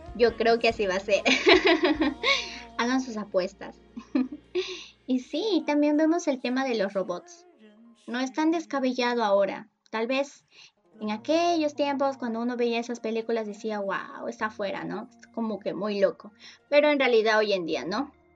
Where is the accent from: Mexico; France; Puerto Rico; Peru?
Peru; Yo soy de Perú